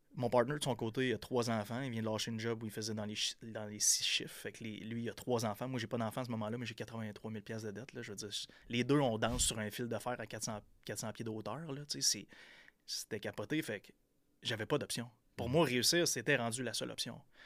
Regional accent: Percé, Quebec, Canada; moved away; j'étais un petit gars de, la Gaspésie, de Percé. J'ai grandi à Percé, dans le fin fond de la Gaspésie.

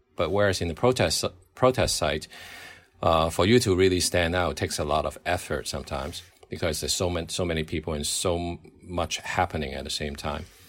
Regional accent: Hong Kong; I grew up in Hong Kong watching, uh, British comedy

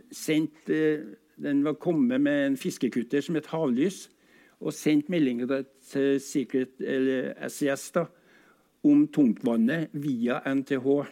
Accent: Trondheim, Trøndelag, Norway; jeg er født i Fagerlia. Og den gang var Fagerlia gård, og huset vårt ja, ca. 100 meter innafor den røde strek, altså i, den, i, i, det som var Bymarka den gangen

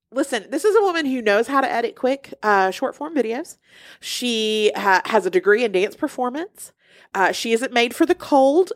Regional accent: Alabama, United States; I'm from Alabama

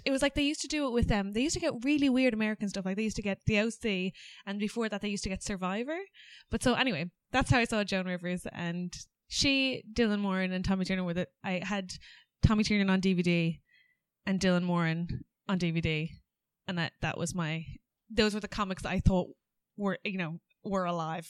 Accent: Ireland; accent: Irish; moved away as an adult; now in England

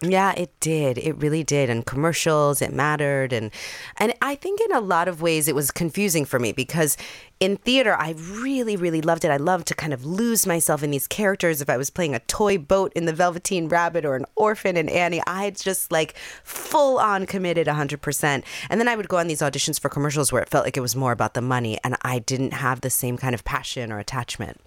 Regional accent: New York City, New York, United States; I grew up in the Bronx in Jamie Towers

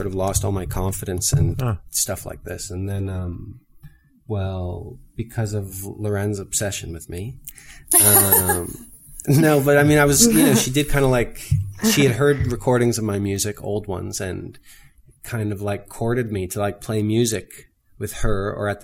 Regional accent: Belleville, Ontario, Canada; also born or lived in Montreal; I grew up in Belleville, Ontario

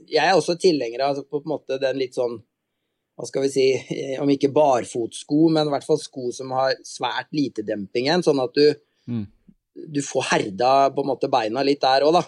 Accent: Halden, Østfold, Norway; moved away; Jeg er jo fra eh, nabokommunen din, jeg er fra Halden egentlig.

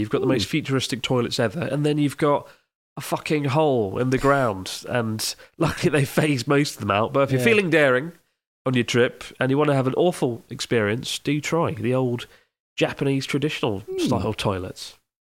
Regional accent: London, United Kingdom; Also, as a Londoner, I was sometimes annoyed with how slowly people walked at busy train stations.

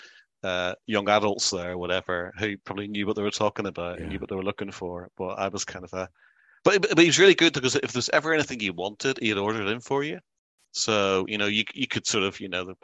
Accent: Belfast, Northern Ireland, United Kingdom; We grew up in Belfast.

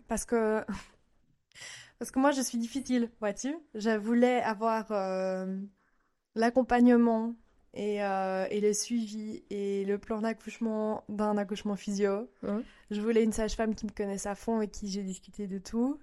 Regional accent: Belgium; moved away as an adult; now in Japan; Je viens de Belgique et j'ai vécu aussi un an au Japon avec mon mari japonais.

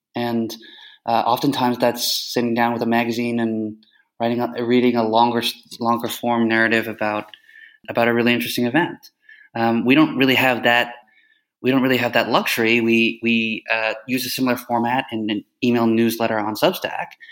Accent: Canada; also born or lived in United States; now in Kyiv, Ukraine; I grew up in Canada, so as a Canadian American, as uh, emphasis on Canadian

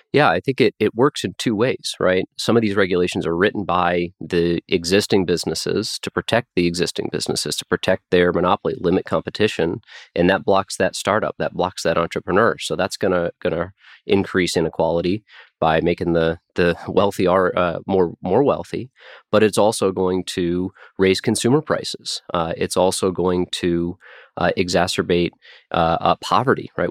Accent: Nebraska, United States; my home state of Nebraska

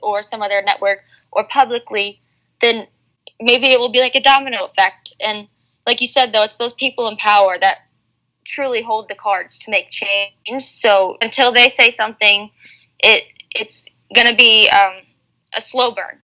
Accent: United States; being an American

